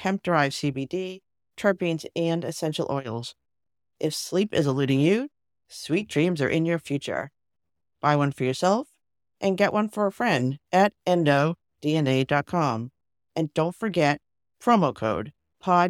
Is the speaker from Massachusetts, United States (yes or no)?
yes; Cambridge, Massachusetts, United States; my hometown of Cambridge, Massachusetts